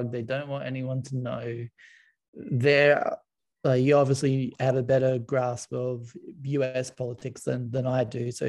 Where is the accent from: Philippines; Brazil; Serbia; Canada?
Serbia; born there; I was born in Yugoslavia.